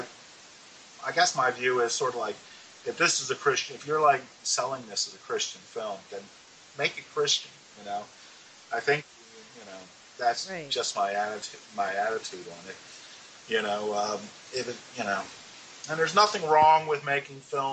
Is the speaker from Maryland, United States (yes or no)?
yes; Baltimore, Maryland, United States; I was born and raised in Baltimore, Maryland, a child of the 60s